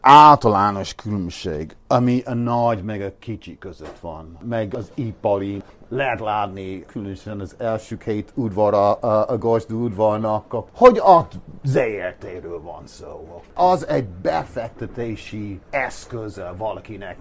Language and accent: Hungarian; Ireland; Hungarian is a second language; moved away as an adult; now in Budapest, Hungary; én is ír vagyok. Én egy protestáns, misztikus, búzi ember vagyok nektek, jó, oké, okay, de én ide születtem.